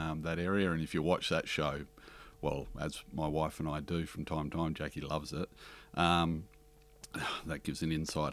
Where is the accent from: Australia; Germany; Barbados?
Australia; Harvey, Western Australia; the town where we grew up in Western Australia, Harvey